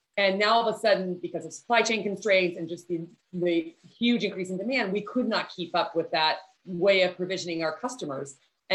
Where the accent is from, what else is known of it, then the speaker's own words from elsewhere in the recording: Texas, United States; also born or lived in Midwest; So I was born in the Midwest. We moved around a lot when I was in elementary school. And then finally we came to Texas when I was in junior high. And we moved to a very small rural community in Central Texas.